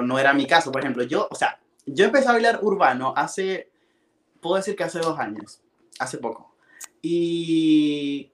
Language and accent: Spanish; Maracaibo, Zulia, Venezuela; moved away as an adult; yo soy de Maracaibo, que es una ciudad lejos de la capital